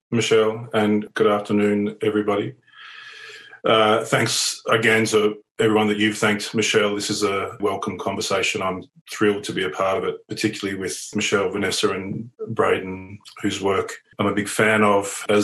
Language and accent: English; Cootamundra, New South Wales, Australia; also born or lived in Redfern, Sydney; now in Sydney, Australia; I'm Wiradjuri. I was born on Wiradjuri country and grew up on Wiradjuri country in a little place called Cootamundra. Spent a fairly blissful childhood there with a big family.